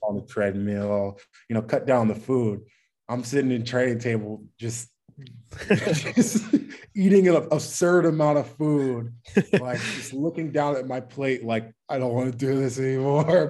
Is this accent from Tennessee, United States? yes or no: no; Bowie, Maryland, United States; I'm from Bowie, Maryland, so DMV area, just like you said. Uh, lived there pretty much my whole life.